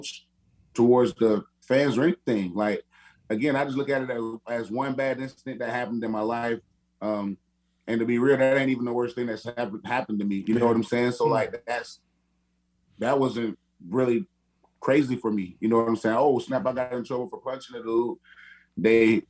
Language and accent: English; Perry, Florida, United States; also born or lived in Madison, Florida; now in Arizona, United States; Born and raised in Perry, Florida. Well, born in Madison, but I only lived there. I only stayed there for like a week after I was born, and I lived born and raised in Perry, Florida.